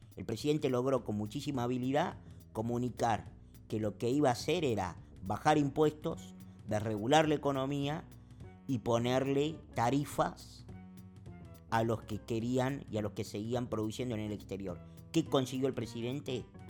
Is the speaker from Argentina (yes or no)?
yes; Argentina; en la República Argentina, que es de donde yo soy, y en donde se está haciendo este podcast